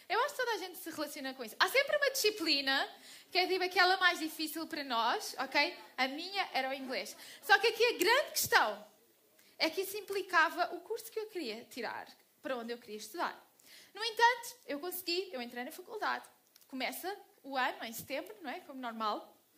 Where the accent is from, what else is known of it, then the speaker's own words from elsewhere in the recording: Portugal; eu sou portuguesa